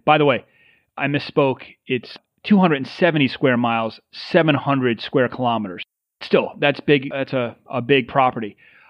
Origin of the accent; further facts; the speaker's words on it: New York, United States; being a New Yorker